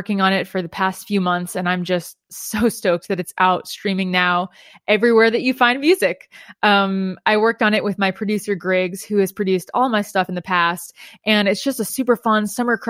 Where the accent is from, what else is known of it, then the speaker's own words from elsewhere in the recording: New Jersey, United States; moved away as an adult; now in Nashville, United States; I'm originally from New Jersey, but I've been in Nashville for about 8 years